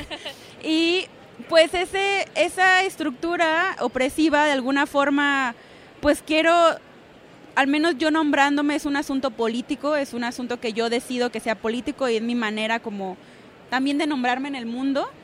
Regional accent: Mexico; somos todas mexicanas, pero todas internacionales

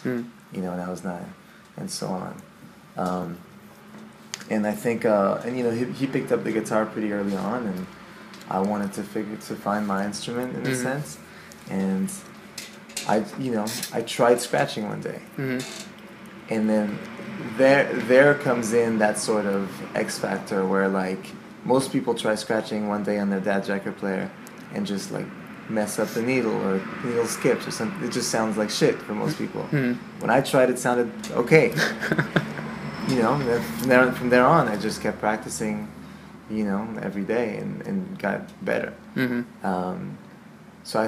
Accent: Montreal, Quebec, Canada; growing up in Montreal

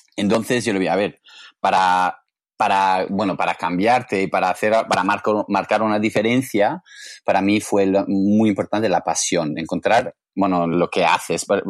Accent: England, United Kingdom; Spanish is a second language; moved away as an adult; now in Barcelona, Spain; yo vengo de Inglaterra

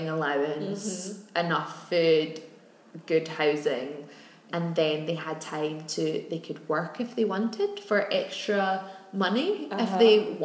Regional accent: Glasgow, Scotland, United Kingdom; we're Irish descent, came to Glasgow

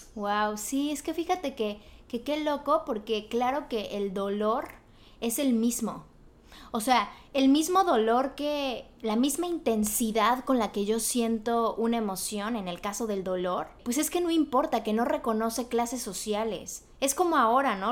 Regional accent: Mexico; now in Los Angeles, United States; yo soy de México, pero yo vivo pues aquí en Los Ángeles

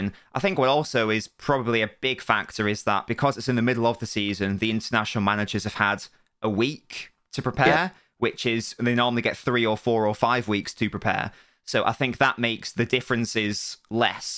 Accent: England, United Kingdom; I'm English

